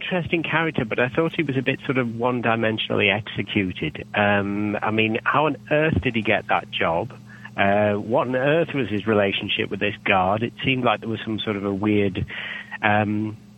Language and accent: English; United Kingdom; I'm British